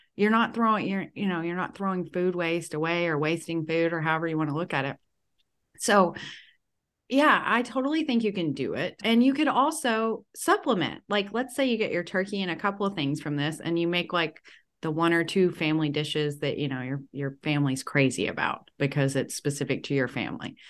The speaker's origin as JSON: {"language": "English", "region": "the South", "country": "United States", "said": "I'm from the South"}